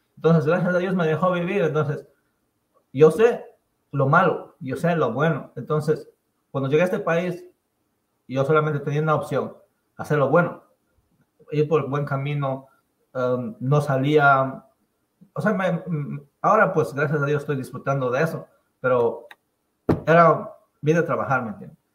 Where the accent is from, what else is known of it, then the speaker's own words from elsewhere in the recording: Pallatanga, Chimborazo, Ecuador; now in United States; yo nací en Payatanga, Chimborazo, en una comunidad que se llama San Vicente de Jipangoto.